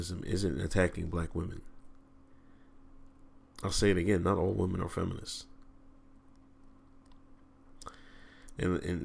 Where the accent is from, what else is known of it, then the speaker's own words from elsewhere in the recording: Exton, Pennsylvania, United States; I grew up in Exton, Pennsylvania